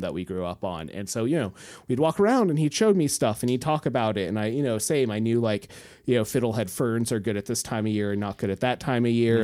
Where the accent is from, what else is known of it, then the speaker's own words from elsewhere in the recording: Homer, Alaska, United States; I grew up in Homer. I was fifteen miles out of Homer.